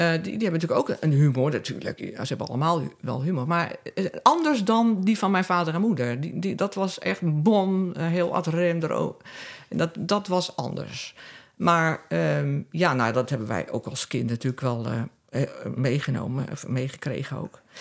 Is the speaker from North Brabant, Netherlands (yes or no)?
no; Vlaardingen, South Holland, Netherlands; moved away as an adult; also born or lived in Amsterdam; now in Castricum, Netherlands; ik ben opgegroeid in Rijnmond, in de stad Vlaardingen